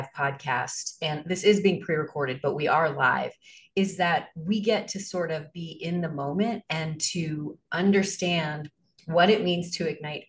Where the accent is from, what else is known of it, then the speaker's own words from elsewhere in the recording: Arnold, Missouri, United States; moved away as an adult; also born or lived in New York City; I am from Missouri. I grew up on a farm in a small town 20 miles south of St. Louis called Arnold, Missouri.